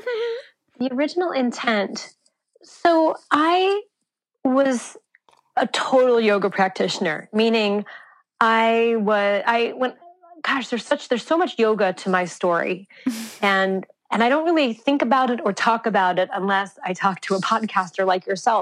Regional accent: Santa Fe, New Mexico, United States; I grew up in Santa Fe, New Mexico, off the grid in a solar home.

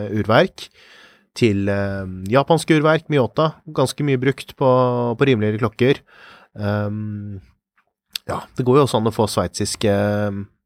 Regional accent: Norway; for oss her hjemme i Norge

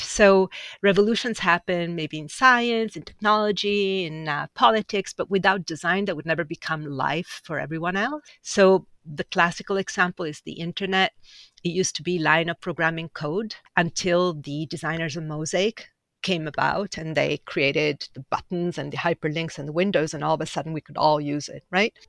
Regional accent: Milan, Lombardy, Italy; moved away as an adult; also born or lived in Sardinia / Ferrara; now in New York, United States; grew up most of my life in Milan.

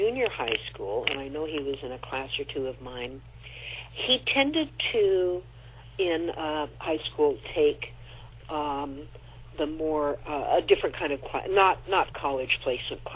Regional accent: Corvallis, Oregon, United States; moved away; I have always gone back to my hometown over the years because my parents were still there for many years

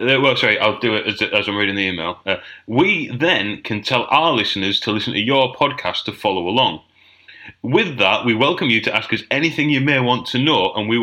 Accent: Middlesbrough, North East England, United Kingdom; I'm from Middlesbrough.

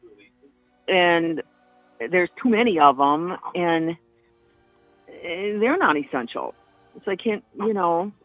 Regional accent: Neenah, Wisconsin, United States; moved away; born and raised in Wisconsin, left Wisconsin in 1979

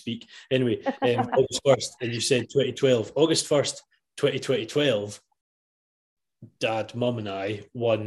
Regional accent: Scotland, United Kingdom; we're Scottish

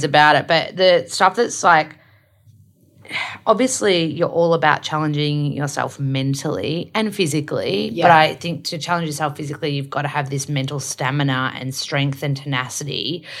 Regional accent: Melbourne, Victoria, Australia; I'm from Melbourne, so I love AFL footy

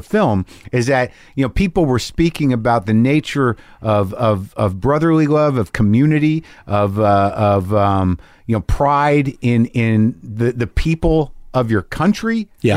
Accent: New Mexico, United States; I grew up in New Mexico

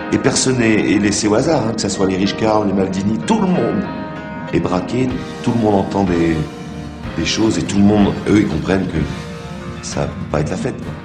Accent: Marseille, Provence-Alpes-Côte d'Azur, France; accent: Marseille; nous à Marseille, … et moi, voilà, bah, on est Marseillais, je pense que ça s'entend rien qu'à l'accent déjà

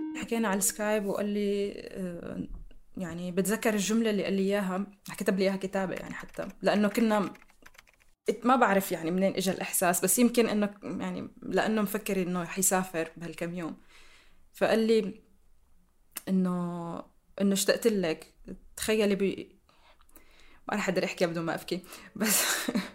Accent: Damascus, Damascus Governorate, Syria; سوريا هي البلد اللي عشت فيه واللي ربيت فيه واللي درست

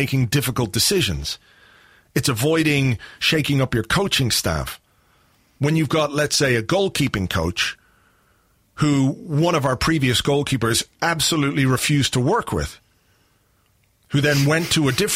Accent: Yorkshire and the Humber, United Kingdom; accent: Yorkshire; moved away; also born or lived in London / Dublin; I sounded like a good Yorkshire lad, because that's where we were living after we moved up from London.

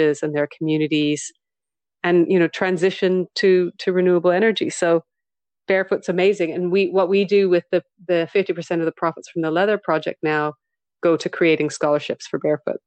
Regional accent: Western Canada, Canada; moved away; I am Canadian, you know, I'm Western Canadian.

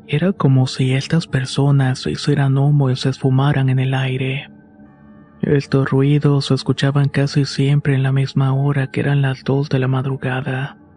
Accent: Monclova, Coahuila, Mexico; now in Saltillo, Mexico; Fui yo quien se tuvo que ir a vivir a Saltillo. Soy originario de Monclova, pero mi novia es de Saltillo. Así que decidí moverme para poder pasar más tiempo con ella.

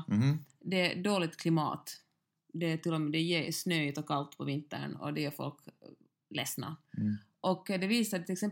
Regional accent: Finland

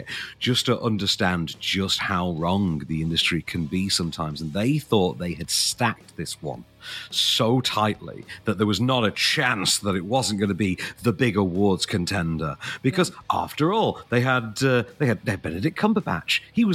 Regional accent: Sheffield, Yorkshire and the Humber, United Kingdom; my hometown boy, Mr. Sean Bean

